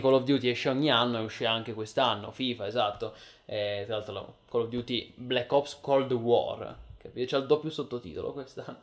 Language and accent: Italian; Piedmont, Italy; io sono piemontese